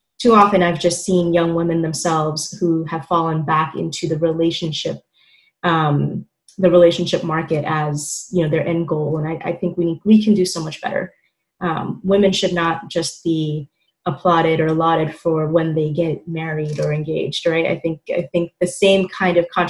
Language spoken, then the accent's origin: English; New York City, New York, United States; born and raised in Queens